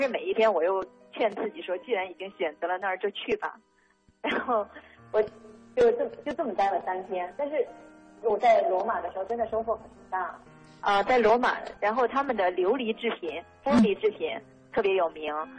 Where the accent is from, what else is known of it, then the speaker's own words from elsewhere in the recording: China; 我们中国人也是重传统文化的